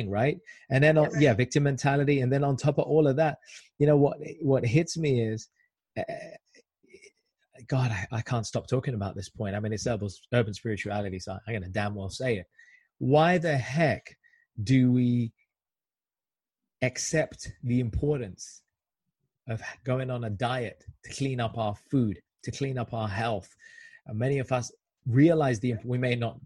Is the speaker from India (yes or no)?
yes; India; I'm Indian